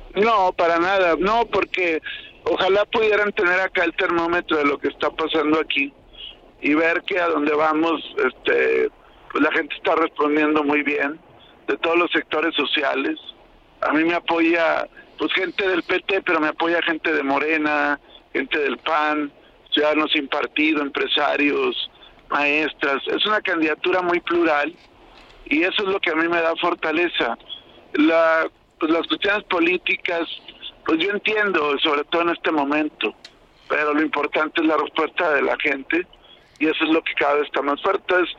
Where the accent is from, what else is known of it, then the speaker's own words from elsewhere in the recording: Torreón, Coahuila, Mexico; Torreón, mi tierra